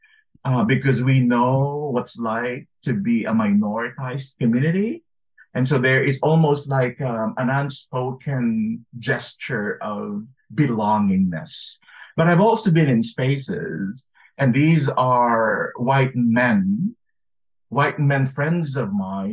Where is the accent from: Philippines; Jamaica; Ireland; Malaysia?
Philippines; moved away as an adult; now in United States; when I was growing up in the Philippines, and then when I moved to the U.S. to study.